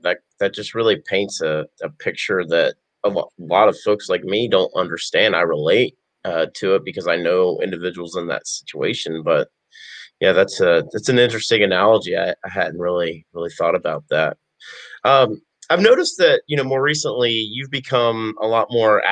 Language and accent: English; the South, United States; I'm a Southerner, born and raised